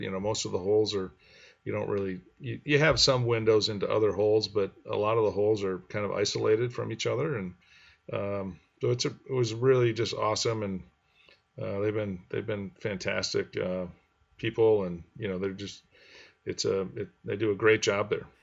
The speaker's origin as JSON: {"language": "English", "town": "Grand Rapids", "region": "Michigan", "country": "United States", "tie": "born or raised there", "said": "I grew up in Grand Rapids, and this is kind of on the west side. I was on the east side of Grand Rapids"}